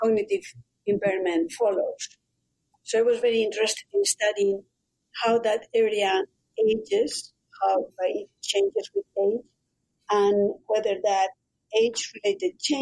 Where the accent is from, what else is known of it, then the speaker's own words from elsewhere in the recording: Madrid, Community of Madrid, Spain; moved away as an adult; also born or lived in Los Angeles, United States; now in Ohio, United States; I'm from Madrid